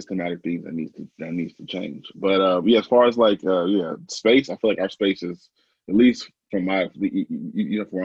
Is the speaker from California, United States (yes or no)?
no; Portland, Oregon, United States; I don't live in Portland, but I live in the Portland area. I'm from Portland though.